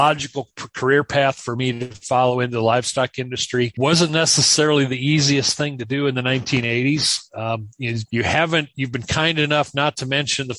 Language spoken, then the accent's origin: English; South Dakota, United States; also born or lived in Kansas; I am from South Dakota. We're recording this from my home office, which is no more than about 8 miles from where I grew up